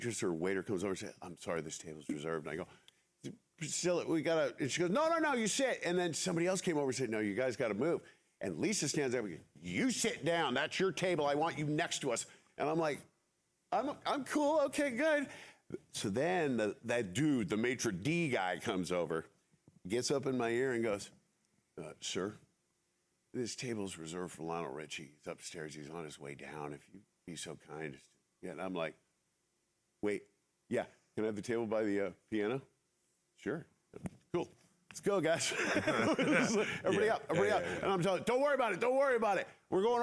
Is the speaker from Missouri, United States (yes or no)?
no; San Francisco, California, United States; we grew up in San Francisco. You know, we're Bay Area people